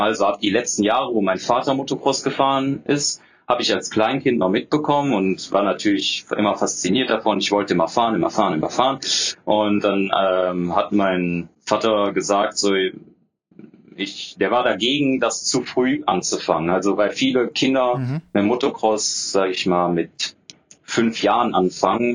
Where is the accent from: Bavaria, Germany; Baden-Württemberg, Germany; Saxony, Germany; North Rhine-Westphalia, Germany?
North Rhine-Westphalia, Germany; Düsseldorf; also born or lived in Bochum; bin dann wieder zurück in meine Heimatstadt nach Düsseldorf gezogen.